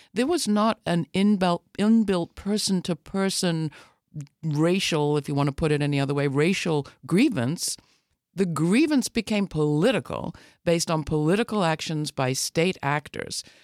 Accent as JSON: {"language": "English", "country": "United Kingdom", "said": "as a British person"}